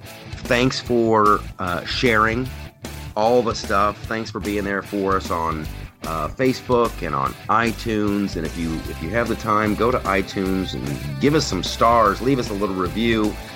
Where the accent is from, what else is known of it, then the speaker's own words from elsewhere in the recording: Columbus, Ohio, United States; now in Los Angeles, United States; I grew up in Columbus, Ohio.